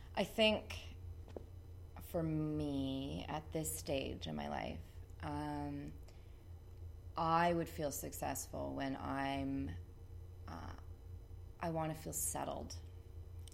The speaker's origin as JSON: {"language": "English", "town": "Ridgeway", "region": "Ontario", "country": "Canada", "tie": "born or raised there", "moved": "yes", "lives_now": "St. Catharines, Canada", "said": "growing up in Ridgeway"}